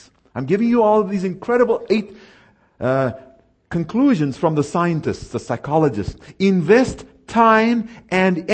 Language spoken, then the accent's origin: English; South Africa; moved away; I was raised in South Africa, where the only time you see snow is if you got to drive to it.